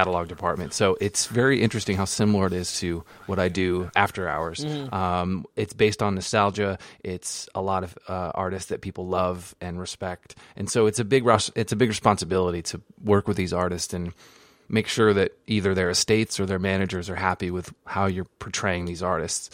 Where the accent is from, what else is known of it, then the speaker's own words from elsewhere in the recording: Jericho, Vermont, United States; moved away; I grew up in Jericho, right outside of Burlington